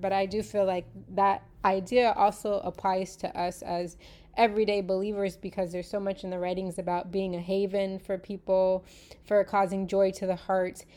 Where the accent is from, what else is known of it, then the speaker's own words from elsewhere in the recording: United States; I was born in the United States